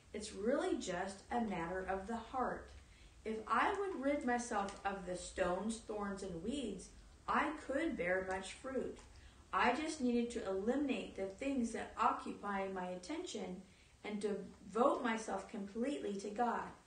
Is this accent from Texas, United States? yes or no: yes; Texas, United States; I was just a hick from Texas